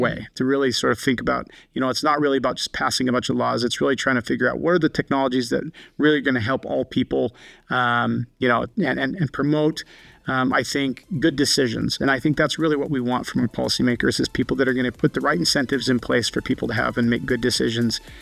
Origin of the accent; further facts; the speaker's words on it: Colstrip, Montana, United States; now in Salt Lake City, United States; the community I grew up in, Colstrip, Montana